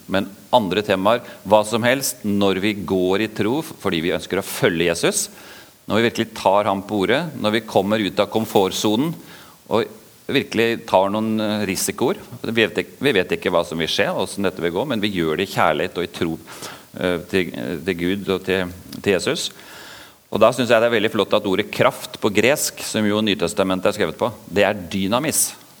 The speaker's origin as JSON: {"language": "Norwegian", "region": "Oslo", "country": "Norway", "tie": "born or raised there", "also_born_or_lived": "Vågsbygd, Kristiansand", "accent": "østlandsk, Oslo dialect", "moved": "yes", "lives_now": "Kristiansand, Norway", "said": "Dere hører jo at jeg snakker østlandsk eh, Oslo-dialekt, for det er der jeg vokste opp"}